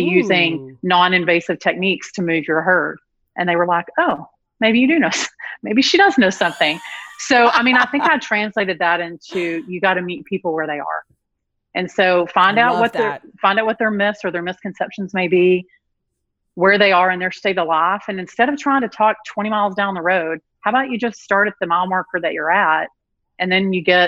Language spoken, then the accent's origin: English; Dumas, Texas, United States; accent: Southern; I'm from Dumas. So if you know the top part of Texas